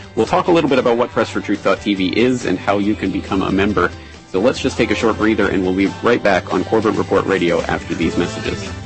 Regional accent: Canada; being a Canadian myself

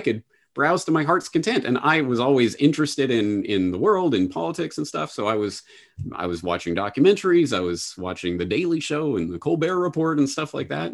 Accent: Canada; now in Japan; Growing up in Canada

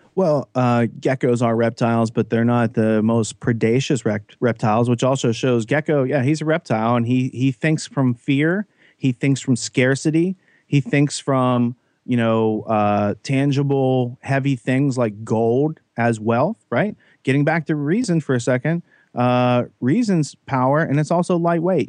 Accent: Western Pennsylvania, United States; I grew up in Western Pennsylvania, pretty naive.

